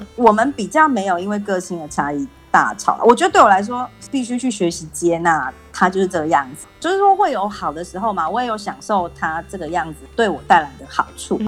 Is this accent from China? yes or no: no; Taiwan; 后来我回台湾之后